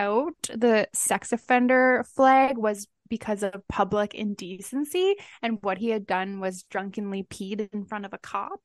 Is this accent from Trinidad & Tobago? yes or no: no; Canada